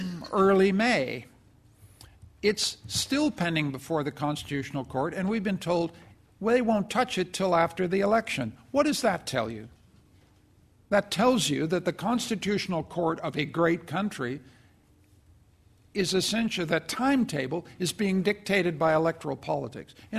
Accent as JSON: {"language": "English", "country": "Canada", "said": "I'm a Canadian and I come from a perfect country"}